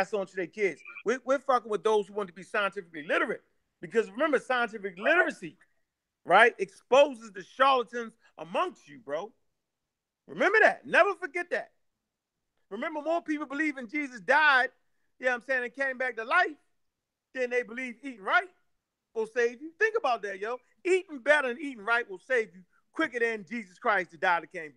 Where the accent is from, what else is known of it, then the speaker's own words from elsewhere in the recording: Baltimore, Maryland, United States; I'm from Northwest